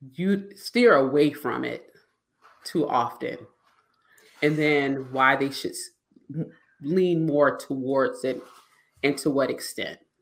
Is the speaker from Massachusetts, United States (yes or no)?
no; South Carolina, United States; I'm from South Carolina